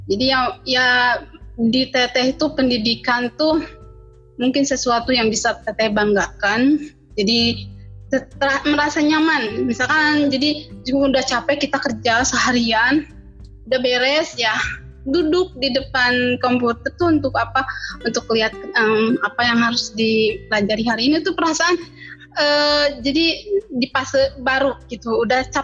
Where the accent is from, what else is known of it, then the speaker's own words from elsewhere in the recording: Cianjur, West Java, Indonesia; Cianjur kota.